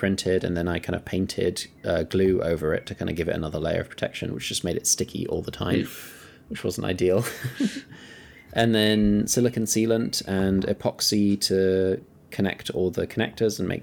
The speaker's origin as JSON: {"language": "English", "country": "Kenya", "tie": "born or raised there", "said": "I grew up in Kenya"}